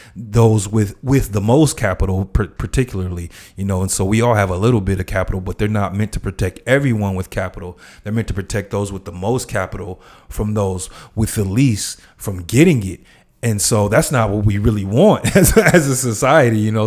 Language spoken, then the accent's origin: English; Los Angeles, California, United States; I grew up in South Central